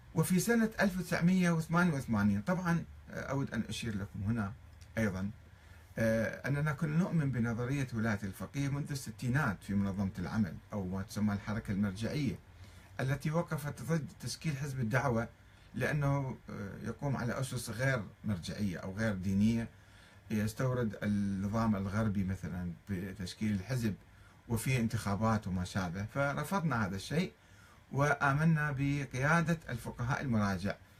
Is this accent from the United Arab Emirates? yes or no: no; Iraq; moved away as an adult; also born or lived in Tehran, Iran; ولنا كعراقيين نحن الشيعة العراقيين